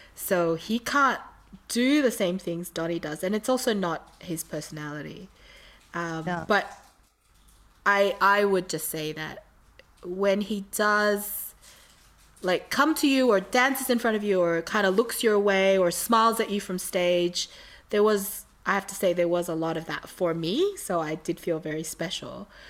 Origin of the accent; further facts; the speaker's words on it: Australia; I was from Australia.